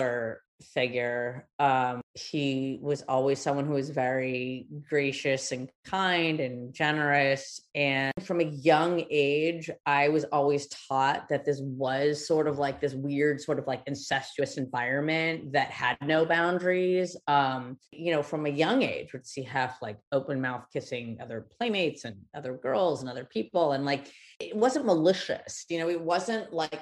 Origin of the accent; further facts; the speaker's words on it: Los Angeles, California, United States; growing up there